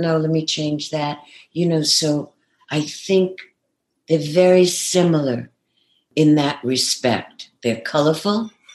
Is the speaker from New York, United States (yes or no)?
yes; New York City, New York, United States; accent: Brooklyn; moved away as an adult; also born or lived in Manhattan; now in California, United States; I grew up in Brooklyn, and uh, you know, apartments in Manhattan